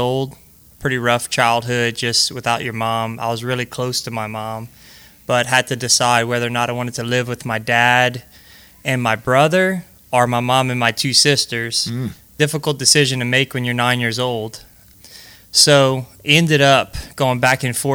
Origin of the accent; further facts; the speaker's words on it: Breaux Bridge, Louisiana, United States; I was born and raised right in Brobridge, Louisiana